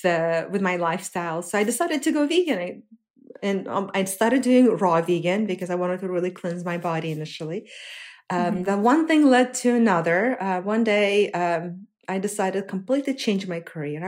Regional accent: Uzbekistan; moved away as an adult; also born or lived in Russia / New Jersey, United States; now in United States; growing up in Uzbekistan, my family

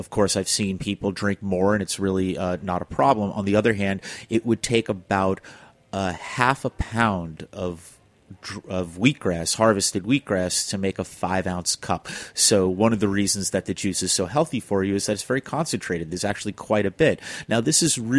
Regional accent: New York City, New York, United States; also born or lived in California; I'm a city boy. I grew up in Flushing

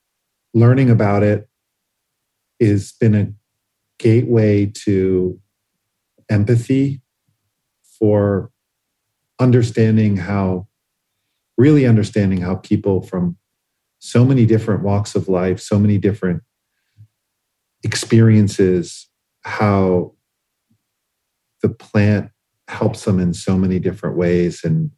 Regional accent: Boston, Massachusetts, United States; So, I probably had Larry Bird on the wall growing up in Boston, being a basketball

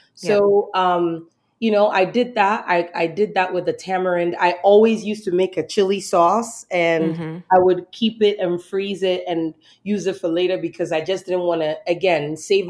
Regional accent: the South, United States; And I grew up in the South and I'm from the South.

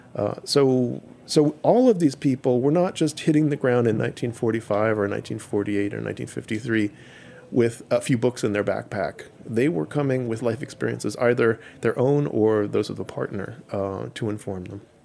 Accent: New York City, New York, United States; I grew up in Manhattan

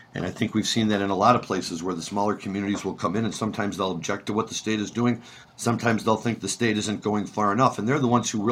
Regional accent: St. Louis, Missouri, United States; When I was growing up in St. Louis

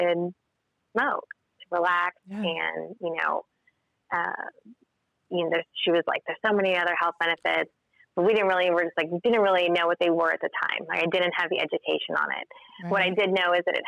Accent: Tulsa, Oklahoma, United States; moved away as an adult; I'm from Tulsa. I just recently moved my business back here, though. I've lived outside of the state for many years, but Tulsa's always been my home

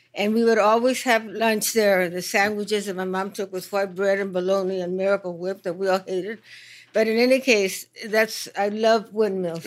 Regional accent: Mexico; in Mexico

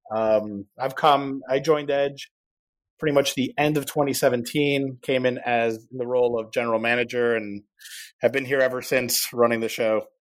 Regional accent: Miami, Florida, United States; moved away as an adult; now in Barcelona, Spain; I'm from Miami originally

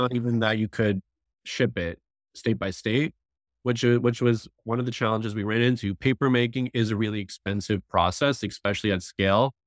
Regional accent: South Florida, United States; I grew up in South Florida

